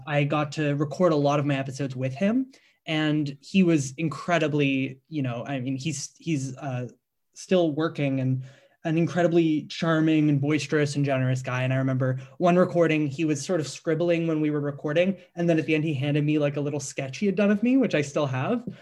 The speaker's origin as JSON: {"language": "English", "town": "Markham", "region": "Ontario", "country": "Canada", "said": "I'm from Markham originally."}